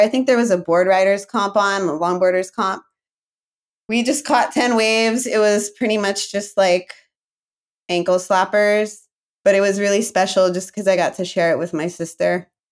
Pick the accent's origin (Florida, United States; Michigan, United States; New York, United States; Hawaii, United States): Hawaii, United States; Hilo; moved away as an adult; also born or lived in Kailua, Oahu; now in Noosa, Australia; I actually grew up in Hilo on the Big Island, to the east side of Hawaii Island.